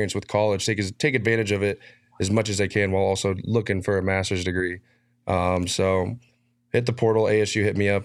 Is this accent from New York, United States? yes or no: no; Arizona, United States; moved away as an adult; also born or lived in Iowa; I grew up here, man. I'm from Arizona.